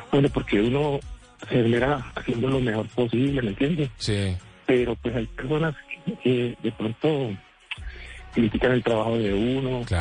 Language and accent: Spanish; Cali, Valle del Cauca, Colombia; also born or lived in Jamundí; yo soy de Cali, pero estoy llamándolos desde Jamundí allí.